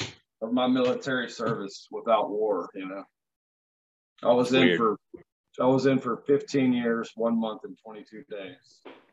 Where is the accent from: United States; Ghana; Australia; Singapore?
United States; Blue Ridge Mountains, Virginia; I'm 39 years old. I grew up in the Blue Ridge Mountains in Virginia.